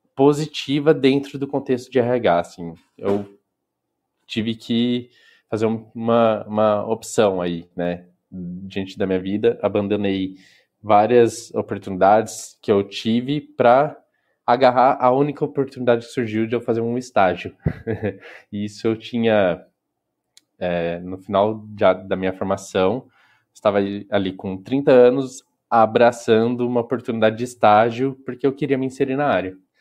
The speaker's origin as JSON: {"language": "Portuguese", "region": "interior of São Paulo state", "country": "Brazil", "said": "eu sou do interior do, do estado de São Paulo"}